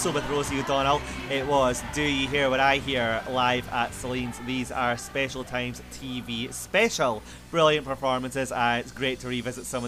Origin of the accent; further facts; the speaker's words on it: Scotland, United Kingdom; I'm Scottish